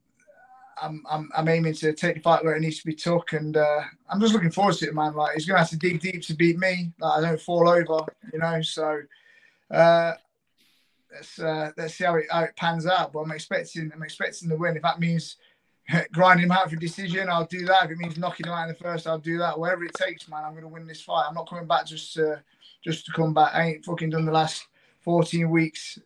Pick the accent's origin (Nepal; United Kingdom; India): United Kingdom; being the British fighter as well, the local fighter